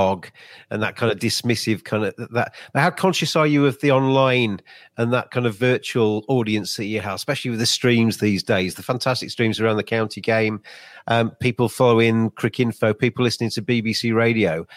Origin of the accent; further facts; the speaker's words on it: Lincolnshire, East Midlands, United Kingdom; I come from Lincolnshire. I grew up as a kid in Lincolnshire as a cricket fan.